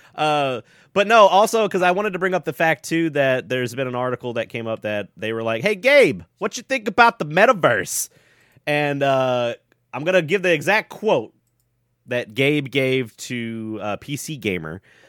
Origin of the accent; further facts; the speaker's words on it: the South, United States; I was born in the South